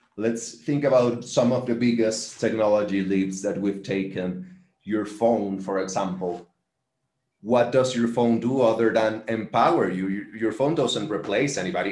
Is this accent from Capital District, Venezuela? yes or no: no; Valencia, Carabobo, Venezuela; i am from Valencia as well